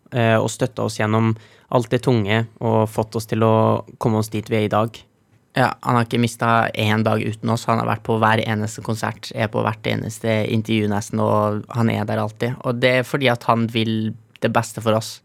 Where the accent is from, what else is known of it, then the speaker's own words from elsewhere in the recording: Trofors, Nordland, Norway; vi hjemme på Trofors